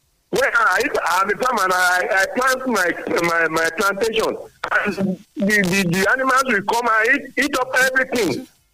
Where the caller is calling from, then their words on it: Sango, Ogun State, Nigeria; I'm calling from Sango.